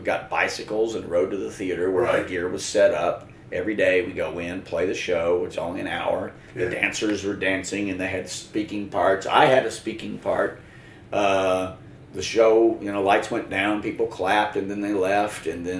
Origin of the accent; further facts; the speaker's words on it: the South, United States; We're from the South, so it has to be about guns, right?